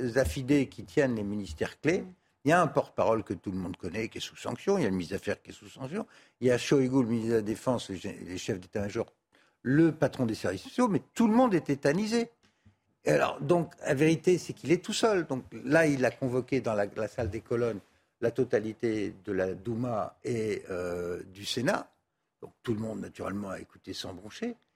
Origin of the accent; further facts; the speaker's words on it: France; en tant que Français